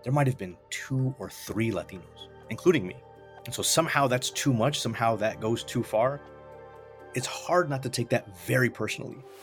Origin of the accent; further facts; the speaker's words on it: Virginia, United States; my home state of Virginia